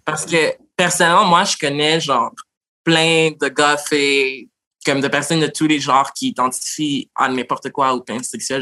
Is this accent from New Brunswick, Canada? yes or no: no; Montreal, Quebec, Canada; je suis née à Montréal d'origine haïtienne. Puis j'ai mm. l'histoire typique de plein d'Haïtiens trans de Montréal